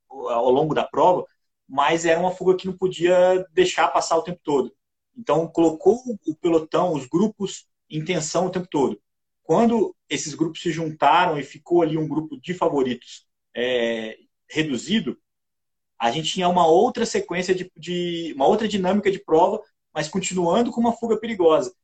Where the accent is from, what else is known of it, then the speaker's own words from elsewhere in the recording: Juiz de Fora, Minas Gerais, Brazil; a minha cidade natal, lembrava Juiz de Fora